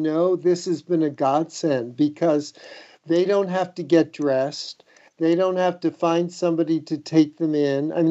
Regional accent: New York City, New York, United States; when I was a kid, I grew up in the Bronx, a fifth-story apartment building walk-up

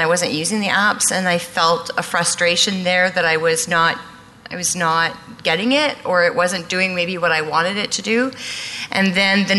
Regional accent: Gatineau, Quebec, Canada; I'm from Gatineau, Quebec, which is about 10 minutes from Ottawa.

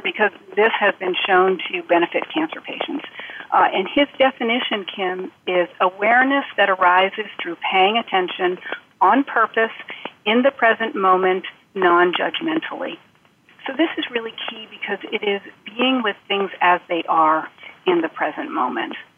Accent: Vermont, United States; I now work in an outpatient, uh, outpatient oncology clinic in my home state of Vermont

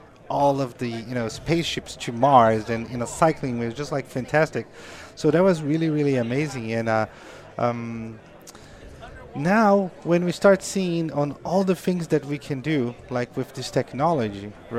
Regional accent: Brazil; English is a second language; moved away as an adult; now in United States; Because, like, when I came from Brazil, I was always, like, in a phases of life, right?

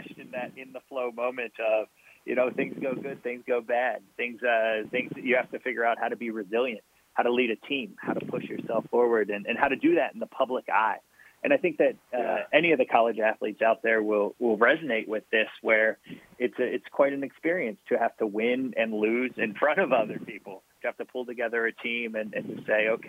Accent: Maryland, United States; now in West Coast, United States; I grew up in Maryland. I've spent time just about everywhere on the East Coast

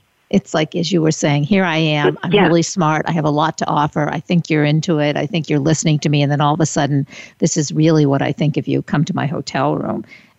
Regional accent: New York, United States; I'm from New York.

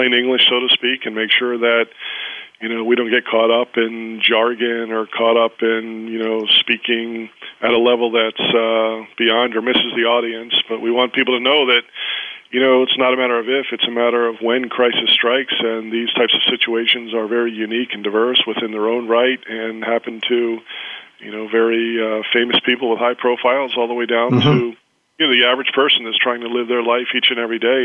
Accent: Baltimore, Maryland, United States; I'm from Baltimore, Maryland, in the United States, and I actually started my career in the Baltimore Police Department

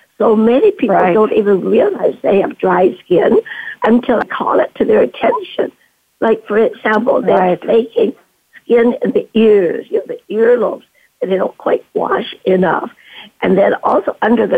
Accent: Vancouver, British Columbia, Canada; moved away as an adult; also born or lived in China / Duncan, British Columbia; now in San Francisco, United States; in Vancouver, British Columbia, where I was brought up

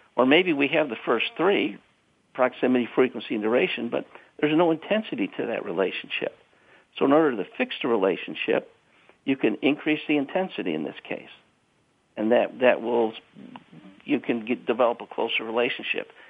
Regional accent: Chicago, Illinois, United States; I'm from South Side of Chicago

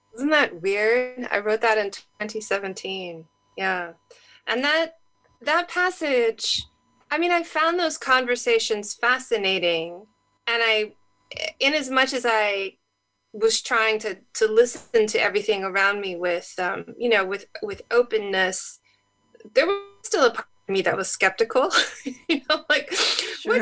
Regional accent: California, United States; I grew up in California

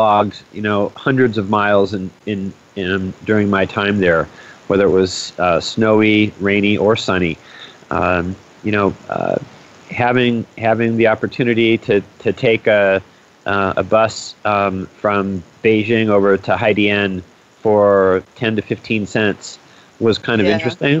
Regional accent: United States; as an American

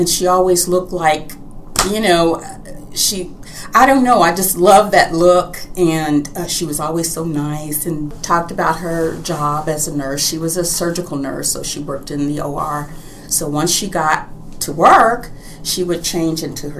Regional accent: Louisville, Kentucky, United States; now in Houston, United States; I was born in Louisville, Kentucky, and my childhood was wonderful

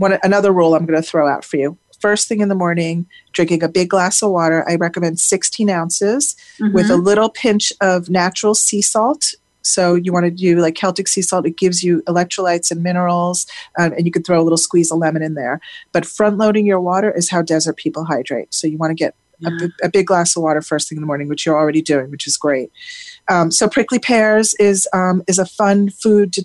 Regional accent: South Florida, United States; I grew up in South Florida

